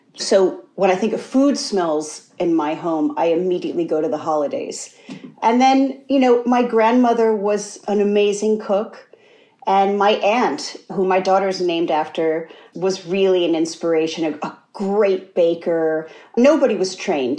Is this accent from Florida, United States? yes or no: no; Amsterdam, New York, United States; moved away; also born or lived in Schenectady, New York / Indiana; I was born in Schenectady, and then the 70s, we actually moved around a lot to Indiana and then back to New York. Uh, but I went to, you know, from a seven on, I went to school in Amsterdam, New York, which is even smaller